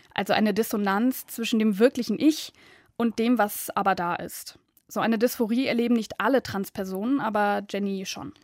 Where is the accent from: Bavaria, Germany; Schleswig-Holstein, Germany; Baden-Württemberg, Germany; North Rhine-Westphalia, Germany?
North Rhine-Westphalia, Germany; Düsseldorf; Ich komme aus Düsseldorf